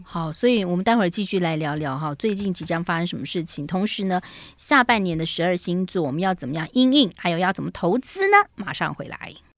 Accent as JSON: {"language": "Chinese", "area": "Jinshan Street", "region": "Taipei", "country": "Taiwan", "tie": "born or raised there", "said": "我们从小时候住在金山街"}